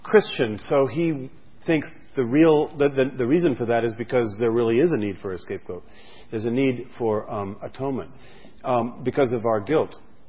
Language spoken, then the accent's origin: English; France; moved away; where I grew up in France